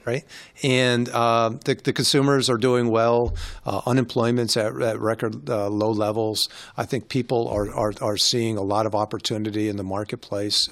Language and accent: English; New York, United States; I grew up in New York